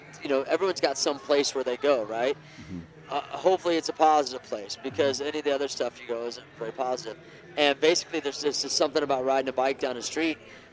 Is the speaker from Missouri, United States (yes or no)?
yes; Kansas City, Missouri, United States; I'm from Kansas City, Missouri